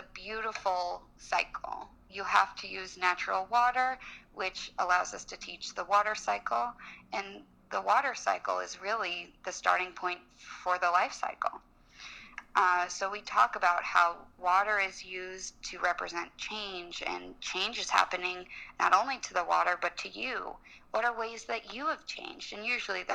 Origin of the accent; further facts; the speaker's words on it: Los Angeles, California, United States; moved away as an adult; also born or lived in New Orleans; now in Washington, D.C., United States; I grew up in Los Angeles, and I went to college in New Orleans.